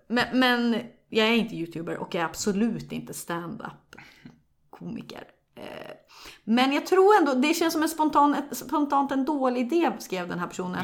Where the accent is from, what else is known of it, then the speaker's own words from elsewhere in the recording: Sundsvall, Västernorrland County, Sweden; jag kommer från Sundsvall